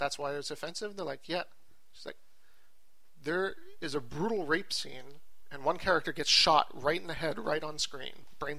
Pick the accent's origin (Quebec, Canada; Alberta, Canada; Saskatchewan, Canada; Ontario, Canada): Quebec, Canada; Well, we're from Quebec, and it was rated R in Quebec.